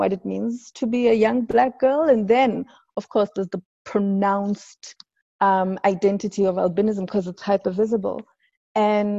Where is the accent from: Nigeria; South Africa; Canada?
South Africa; Johannesburg, Gauteng; also born or lived in Sebokeng; we moved from Sibugeng, but the real part of my childhood was in Lanesia South